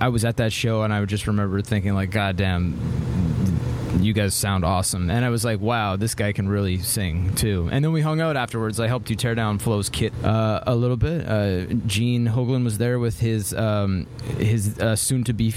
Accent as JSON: {"language": "English", "town": "Vancouver", "region": "British Columbia", "country": "Canada", "said": "I'm from Vancouver, Canada"}